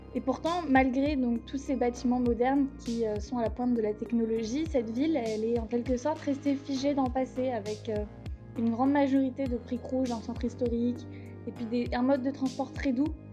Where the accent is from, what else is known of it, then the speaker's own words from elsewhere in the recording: Paris, Île-de-France, France; moved away as an adult; now in Copenhagen, Denmark; je suis parisienne, j'ai vécu à Paris, j'ai grandi à Paris, j'ai fait mes études à Paris